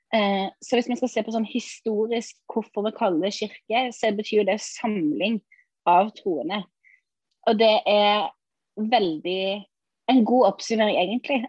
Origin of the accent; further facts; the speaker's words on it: Sauda, Rogaland, Norway; now in Ålesund, Norway; jeg er egentlig fra Sauda